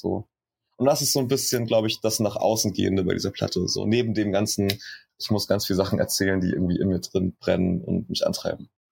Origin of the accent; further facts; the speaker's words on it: Schweinfurt, Bavaria, Germany; now in Berlin, Germany; ich bin in Schweinfurt aufgewachsen, das ist auch in Bayern